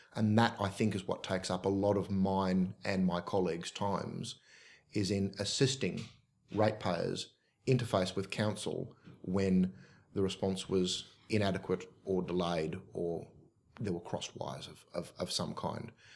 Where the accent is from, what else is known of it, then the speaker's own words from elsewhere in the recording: Oakville, New South Wales, Australia; I'm from the Oakville area